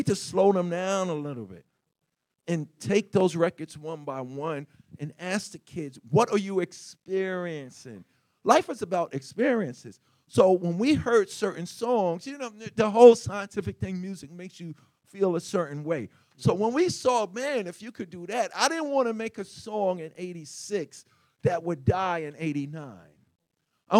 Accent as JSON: {"language": "English", "town": "New York City", "region": "New York", "country": "United States", "tie": "born or raised there", "said": "I grew up in Hollis, Queens, New York"}